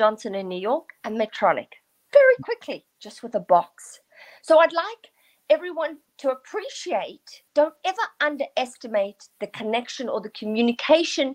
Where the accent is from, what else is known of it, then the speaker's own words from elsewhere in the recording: South Africa; I grew up in South Africa during apartheid